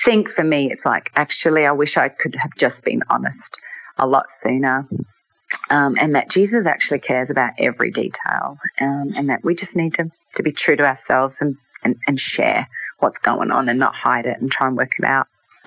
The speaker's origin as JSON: {"language": "English", "country": "Australia", "moved": "yes", "said": "being Australian, I mean, I don't live in Australia anymore"}